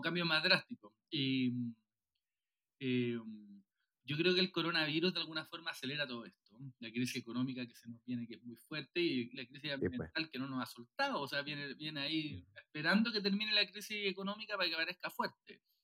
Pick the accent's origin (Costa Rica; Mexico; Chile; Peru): Chile; Viña del Mar, Valparaíso; also born or lived in Puerto Montt; now in Santiago, Chile; yo soy de Viña, eh, eh, que, no es, que no la capital de Santiago, nací en Puerto Montt